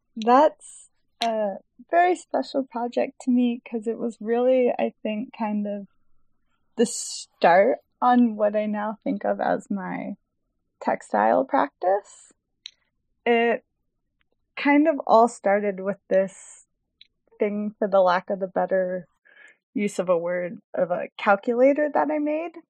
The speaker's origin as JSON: {"language": "English", "town": "Houston", "region": "Texas", "country": "United States", "tie": "born or raised there", "moved": "as an adult", "lives_now": "Chicago, United States", "said": "I live in Chicago, Illinois, but I grew up in Houston, Texas, and I moved to Chicago to attend the School of the Art Institute of Chicago in 2012 for my undergraduate"}